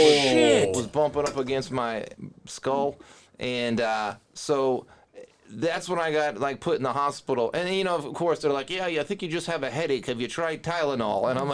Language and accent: English; just outside of Boston, Massachusetts, United States; moved away as an adult; I grew up just outside of Boston